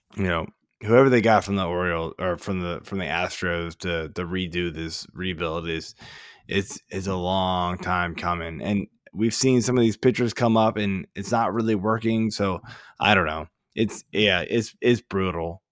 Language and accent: English; Burke, Virginia, United States; moved away as an adult; now in Maryland, United States; like Fairfax, Burke, Virginia is where I grew up